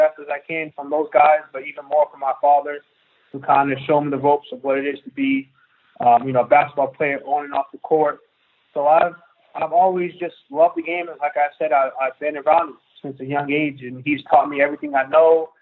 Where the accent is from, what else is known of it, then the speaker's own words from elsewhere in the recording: New Bedford, Massachusetts, United States; moved away as an adult; also born or lived in Washington, D.C. / Barrington, Rhode Island; now in Strasbourg, France; growing up in New Bedford, Massachusetts